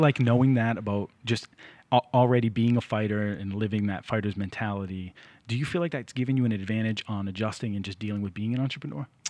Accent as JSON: {"language": "English", "town": "Lynn", "region": "Massachusetts", "country": "United States", "tie": "born or raised there", "said": "I grew up in Lynn"}